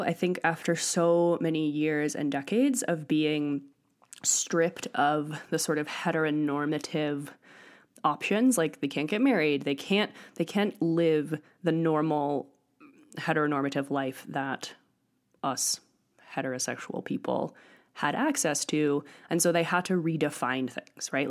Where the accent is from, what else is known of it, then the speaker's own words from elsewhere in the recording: Northeast, United States; moved away as an adult; also born or lived in Europe; now in Crestone, United States; I grew up in the Northeast